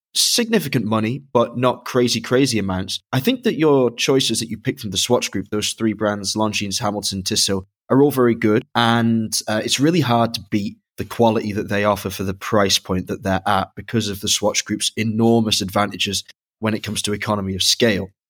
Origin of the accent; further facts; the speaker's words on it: Dublin, Leinster, Ireland; I was born in Dublin, but have also visited and worked in Dublin, Ohio.